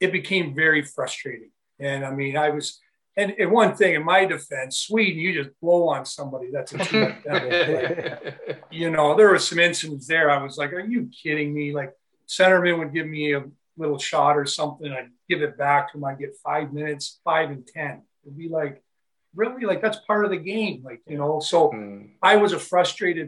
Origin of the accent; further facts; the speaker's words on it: Niagara Falls, Ontario, Canada; a good friend of mine I grew up with here in Niagara Falls